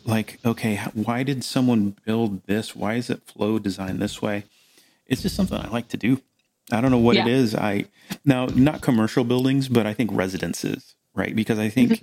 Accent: Melbourne, Florida, United States; I grew up in Melbourne, Florida, here where I am now

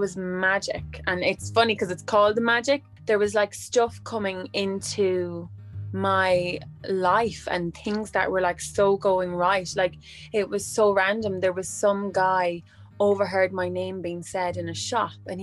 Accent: Midlands, Ireland; I come from the Midlands in Ireland.

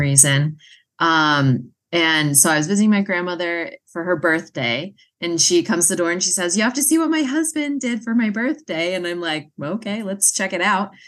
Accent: Massachusetts, United States; moved away; I'm originally from Massachusetts

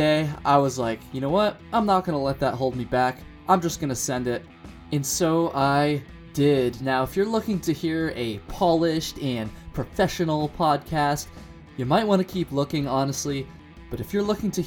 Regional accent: Burlington, Vermont, United States; When I was 16 years old, growing up in the Burlington, Vermont area

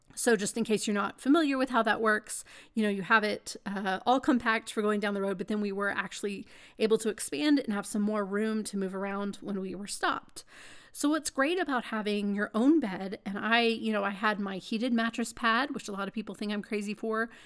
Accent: Texas, United States; being a Texan

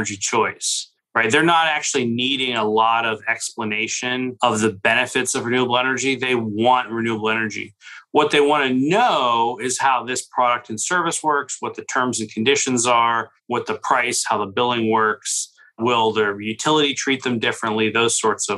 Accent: Pittsburgh, Pennsylvania, United States; I grew up in Pittsburgh

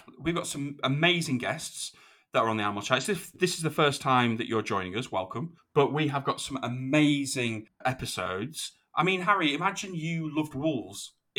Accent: United Kingdom; Well, I mean, I'm British

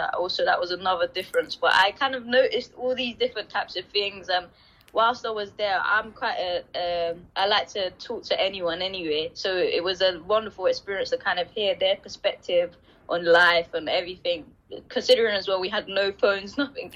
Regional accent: London, United Kingdom; I grew up in Deptford, and I now live still locally

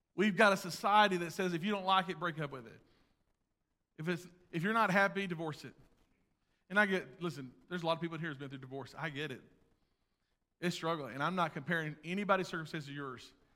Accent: United States; I'm an American.

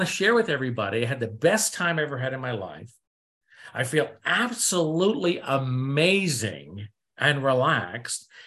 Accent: New England, United States; I come from New England, East Coast, here in America, and I was brought up to be cynic and skeptic

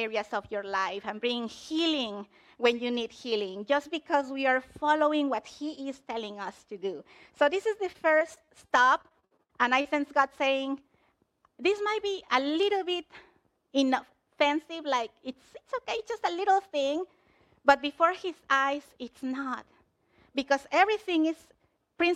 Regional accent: Mexico; moved away; I'm from Mexico

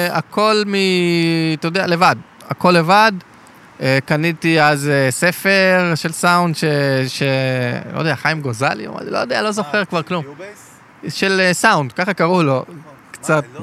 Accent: Ashkelon, Southern District, Israel; גדלתי בשכונת עוני בעתיקות באשקלון

